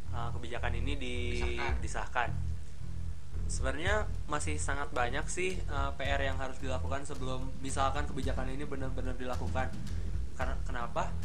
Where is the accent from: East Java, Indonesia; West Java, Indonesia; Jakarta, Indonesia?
West Java, Indonesia; Sukabumi; melihat di kota saya di saya dari Sukabumi